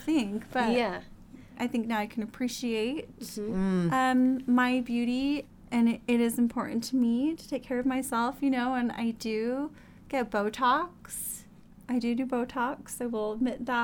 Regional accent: Laie, Hawaii, United States; moved away as an adult; I grew up in La'ie, Hawaii, the small little town on the north shore of Oahu.

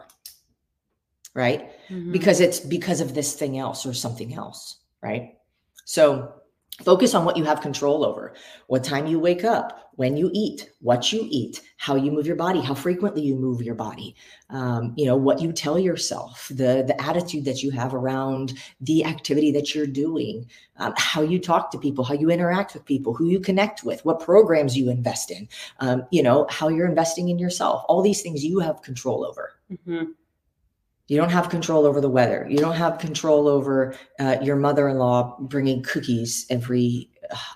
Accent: United States; I was born in America

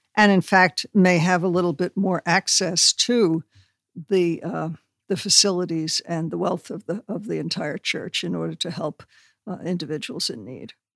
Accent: New York, United States; I'm from New York

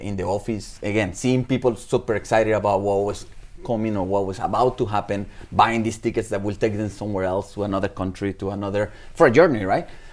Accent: Caracas, Capital District, Venezuela; English is a second language; moved away as an adult; also born or lived in Bahamas / Hilton Head Island, South Carolina; I was born in Caracas, Venezuela, so I'm Venezuelan

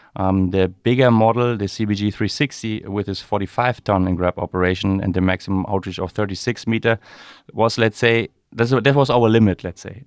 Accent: Rostock, Mecklenburg-Vorpommern, Germany; growing up in Rostock, uh, there's always a connection to the maritime environment or industry.

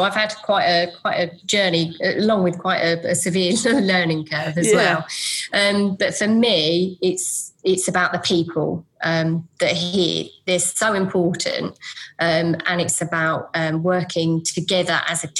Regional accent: Essex, East of England, United Kingdom; accent: Essex; moved away as an adult; also born or lived in London; now in Suffolk, United Kingdom; my Essex accent?

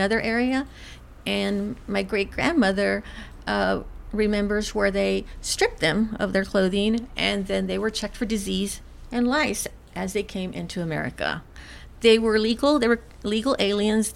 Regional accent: Martindale, Texas, United States; now in San Marcos, United States; I'm actually from Martindale and then moved in the 90s to San Marcos.

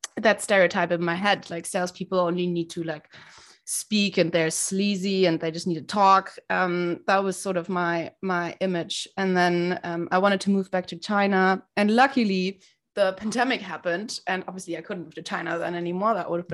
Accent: Berlin, Germany; I'm German. I was born and raised in Berlin.

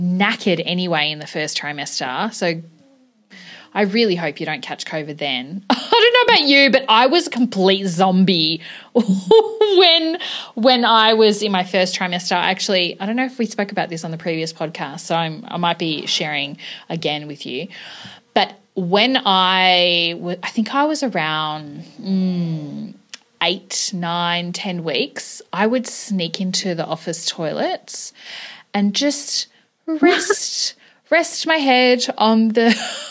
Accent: Melbourne, Victoria, Australia; now in Tasmania, Australia; I'm from Melbourne originally.

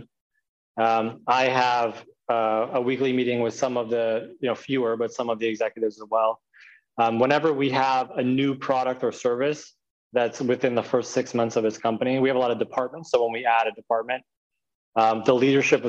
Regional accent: United States; here I'm American. I speak English

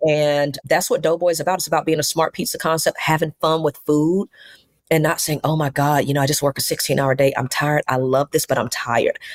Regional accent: Mobile, Alabama, United States; now in Atlanta, United States; We have four stores opening up in Mobile in my hometown

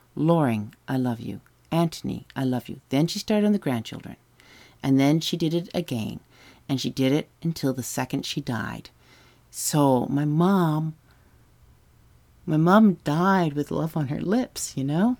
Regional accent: Whitby and Ajax, Lake Ontario, Canada; also born or lived in Toronto; I grew up on the shores of Lake Ontario between Whitby and Ajax

